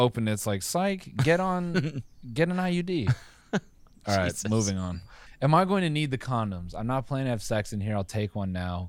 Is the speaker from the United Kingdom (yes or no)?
yes; Oxford, South East England, United Kingdom; It's just I'm from Oxford. I'm from Oxford.